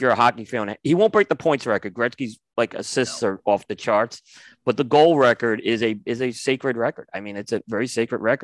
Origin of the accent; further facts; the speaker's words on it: New York, United States; I grew up in New York